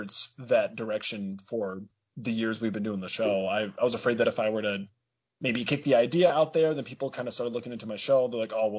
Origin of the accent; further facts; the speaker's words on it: Dubuque, Iowa, United States; So I was born actually here in Dubuque, Iowa. That's where I currently live.